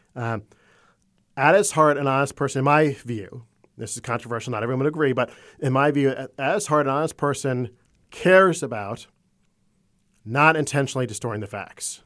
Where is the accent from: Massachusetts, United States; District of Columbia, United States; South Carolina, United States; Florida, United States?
Florida, United States; also born or lived in Maryland; I was born in Maryland on the eastern shore of the Chesapeake Bay, but I grew up in Florida.